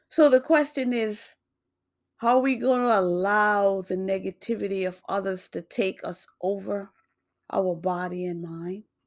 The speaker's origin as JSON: {"language": "English", "region": "New York", "country": "United States", "tie": "born or raised there", "also_born_or_lived": "Jamaica", "moved": "yes", "lives_now": "Massachusetts, United States", "said": "born in Jamaica, grew up in New York. I now live in Massachusetts."}